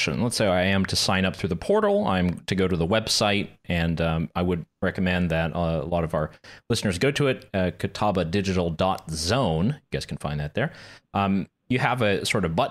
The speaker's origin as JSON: {"language": "English", "region": "the Carolinas", "country": "United States", "tie": "born or raised there", "said": "I grew up around the Carolinas."}